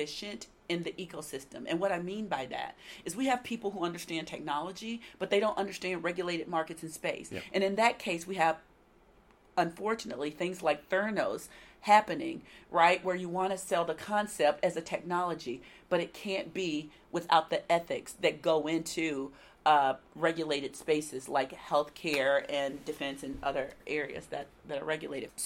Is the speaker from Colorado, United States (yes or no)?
no; Nashville, Tennessee, United States; this being my hometown